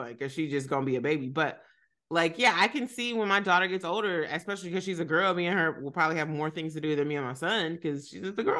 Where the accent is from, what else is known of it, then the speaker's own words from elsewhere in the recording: Kentucky, United States; We didn't have no Armenians when I was growing up in Kentucky.